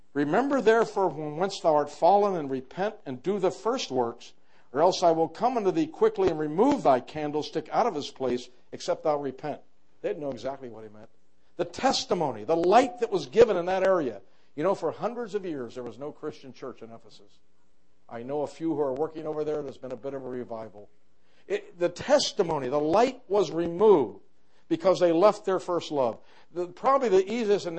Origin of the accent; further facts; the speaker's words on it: New York, United States; I come from New York